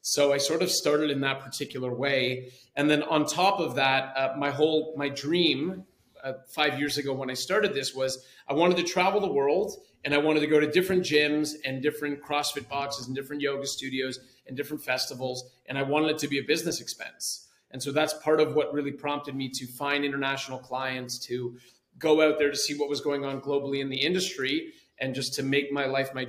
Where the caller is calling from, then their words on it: Ceará, Brazil; I am calling in from Praia in Brazil, in the state of Ceará, which is the Northeast. And I live here